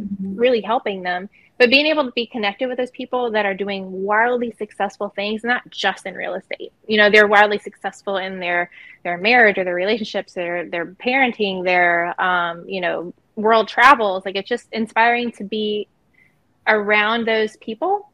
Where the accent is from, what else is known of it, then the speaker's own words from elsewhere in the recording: Myrtle Beach, South Carolina, United States; moved away as an adult; also born or lived in West Coast; I am here in Myrtle Beach, South Carolina. This is actually where I was born and raised